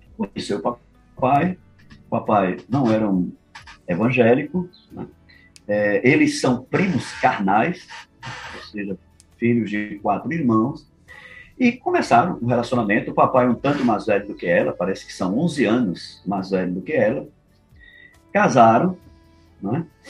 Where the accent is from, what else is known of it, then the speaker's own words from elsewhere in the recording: Caruaru, Pernambuco, Brazil; now in Fortaleza, Brazil; Eu sou de Caruaru, Pernambuco